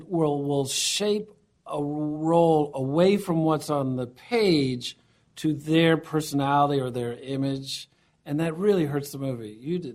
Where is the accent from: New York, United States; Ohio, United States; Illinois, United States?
Ohio, United States; moved away; also born or lived in Miami, Florida; I grew up in Ohio.